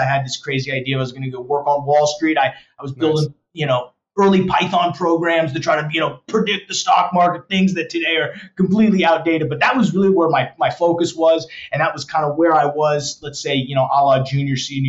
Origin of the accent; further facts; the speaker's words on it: Denver, Colorado, United States; moved away as an adult; now in Dallas, United States; I grew up in Colorado. I was a Southeast Denver guy